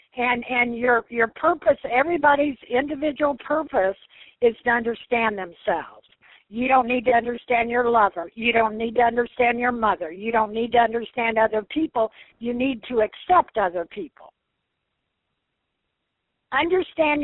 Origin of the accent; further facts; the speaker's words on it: Evansville, Indiana, United States; moved away as an adult; I'm from Evansville, Indiana